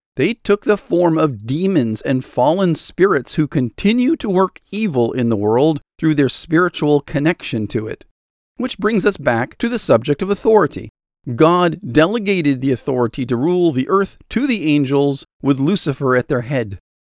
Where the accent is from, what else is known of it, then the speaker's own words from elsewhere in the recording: United States; as an American